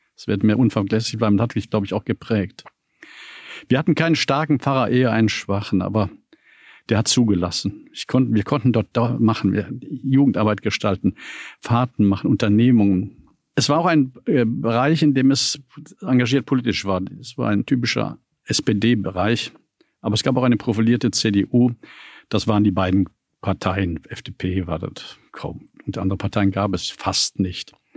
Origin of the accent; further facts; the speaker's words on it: Düsseldorf, North Rhine-Westphalia, Germany; moved away as an adult; also born or lived in Dresden; now in Berlin, Germany; In Düsseldorf-Eller geboren, in einer, wie man so schön sagt, Arbeiterviertel. Das ist ein Heimatstück von Düsseldorf, das mir noch heute Heimat ist. Ich war dort zu Hause, ich habe dort gelebt